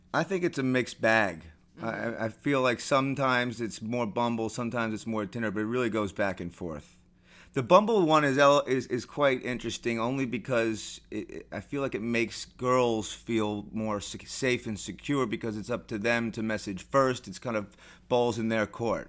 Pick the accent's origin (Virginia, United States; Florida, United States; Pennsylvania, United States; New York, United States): New York, United States; New York City; I'm a native, born and raised New Yorker.